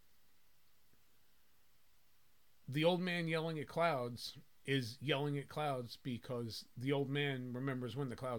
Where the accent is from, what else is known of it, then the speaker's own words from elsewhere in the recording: New Jersey, United States; I grew up in North Jersey.